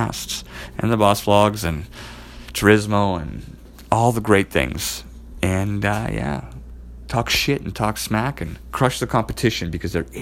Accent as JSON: {"language": "English", "town": "Edmonton", "region": "Alberta", "country": "Canada", "said": "I'm from Edmonton, Alberta"}